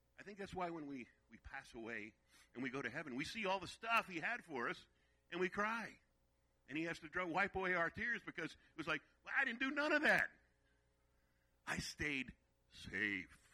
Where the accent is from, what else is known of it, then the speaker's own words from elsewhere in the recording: Virginia, United States; also born or lived in Brooklyn, New York; We moved from New York to Virginia, and that's where I was raised in Virginia